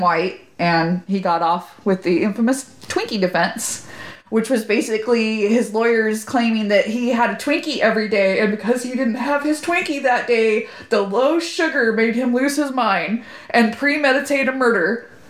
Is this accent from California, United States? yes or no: yes; Corona, California, United States; moved away as an adult; now in Sacramento, United States; I'm from Corona, from Corona, California.